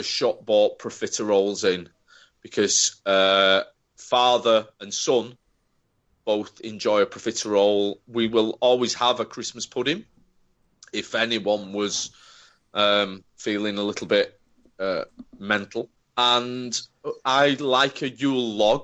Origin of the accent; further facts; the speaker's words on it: Bradford, Yorkshire and the Humber, United Kingdom; now in Manchester, United Kingdom; And I am from Bradford.